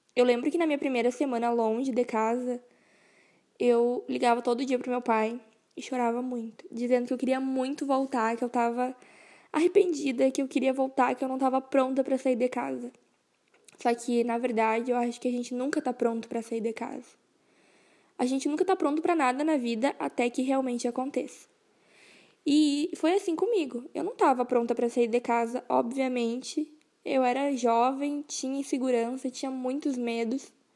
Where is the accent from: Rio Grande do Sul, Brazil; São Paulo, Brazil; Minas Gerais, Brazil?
Rio Grande do Sul, Brazil; Rosário do Sul; moved away as an adult; now in Frederico Westphalen, Brazil; eu sou natural de Rosário do Sul e atualmente eu moro em Frederico Westphalen